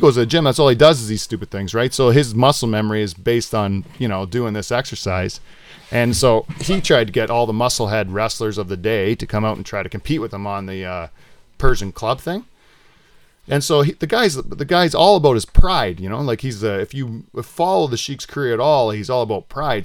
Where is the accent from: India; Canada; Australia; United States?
Canada; Delhi, Ontario; Norfolk County, Delhi.